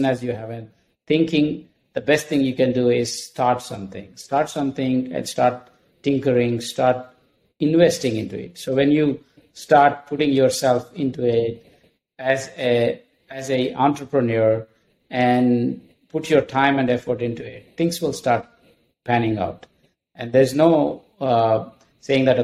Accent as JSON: {"language": "English", "country": "India", "also_born_or_lived": "Minneapolis / Dallas", "moved": "as an adult", "lives_now": "United States", "said": "I'm from India, and I came here with two suitcases full of clothing"}